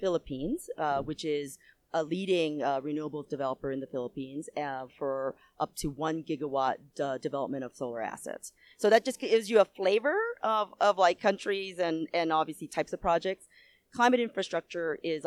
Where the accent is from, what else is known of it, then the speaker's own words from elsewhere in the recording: United States; I'm from the U.S.